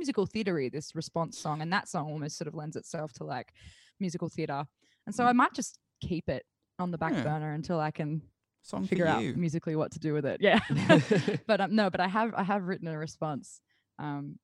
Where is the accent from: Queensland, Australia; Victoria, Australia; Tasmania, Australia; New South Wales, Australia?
New South Wales, Australia; Bathurst; growing up in Bathurst